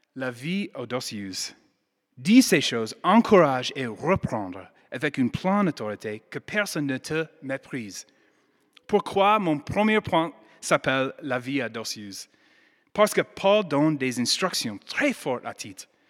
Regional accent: United States; accent: American; French is a second language; now in Lyon, France; Je suis américaine

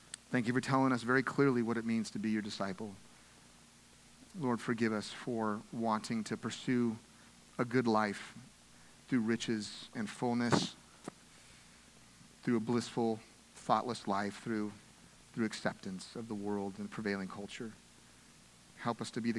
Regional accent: United States; as American Christians

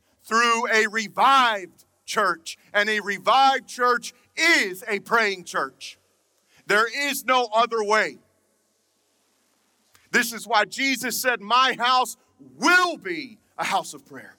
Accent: Atlanta, Georgia, United States; also born or lived in Birmingham, Alabama; I'm from Atlanta, but I am a Southern boy. I was born in Birmingham

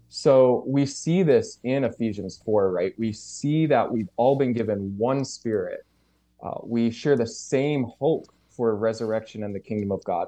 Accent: St. John's, Newfoundland and Labrador, Canada; moved away as an adult; now in New Brunswick, Canada; I grew up in Saint John's, uh, N L

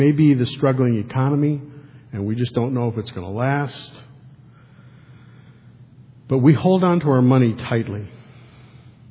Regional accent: Detroit, Michigan, United States; When I grew up in Detroit

